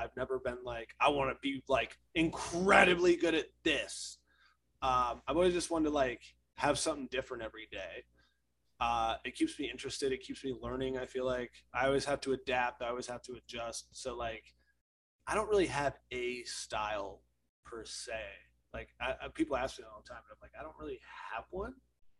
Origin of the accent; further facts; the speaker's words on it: Ohio, United States; moved away as an adult; also born or lived in Texas; Originally, I'm from Ohio. But I traveled to Texas to get an apprenticeship.